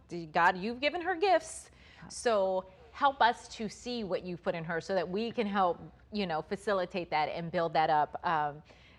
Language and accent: English; Maryland, United States; we grew up here in Maryland